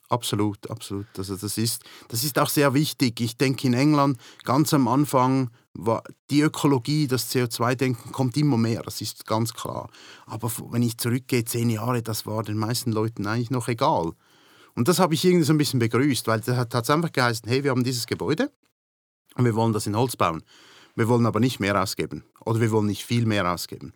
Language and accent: German; Switzerland; moved away as an adult; now in United Kingdom; In der Schweiz, wo ich aufgewachsen bin